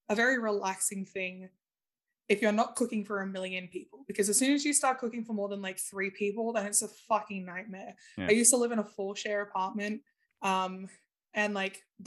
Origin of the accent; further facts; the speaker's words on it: Australia; moved away; I was born in Australia